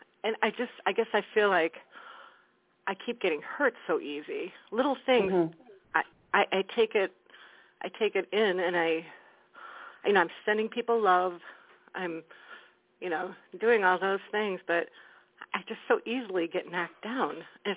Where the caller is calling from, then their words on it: Wisconsin, United States; Hi, Claire Candy. … from Wisconsin.